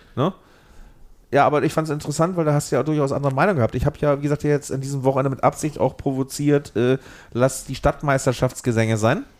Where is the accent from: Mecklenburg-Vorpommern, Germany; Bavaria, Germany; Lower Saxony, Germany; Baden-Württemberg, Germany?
Lower Saxony, Germany; Lüneburg; moved away as an adult; also born or lived in Eisenhüttenstadt; now in Berlin, Germany; ich bin als äh, bei Lüneburg aufgewachsener, nah bei Hamburg äh, lebender Mensch